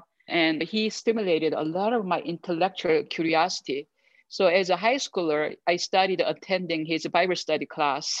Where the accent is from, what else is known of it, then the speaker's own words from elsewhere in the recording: South Korea; English is a second language; moved away as an adult; now in Denver, United States; I grew up in Korea, and I was born into a military family.